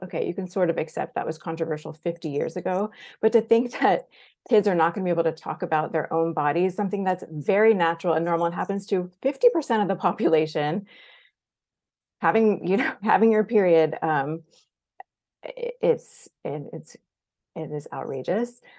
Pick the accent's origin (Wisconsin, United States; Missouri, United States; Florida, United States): Florida, United States; Jacksonville; I grew up in Jacksonville, Florida, in Duval County